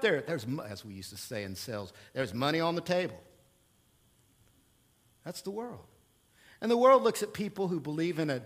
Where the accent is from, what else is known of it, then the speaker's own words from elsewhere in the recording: Oklahoma, United States; now in Central Illinois, United States; I am from Oklahoma